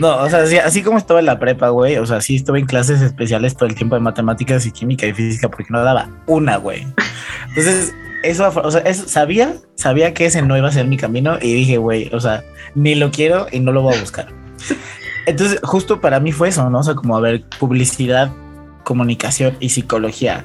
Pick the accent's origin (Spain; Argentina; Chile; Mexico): Mexico; Mexico City; soy de Ciudad de México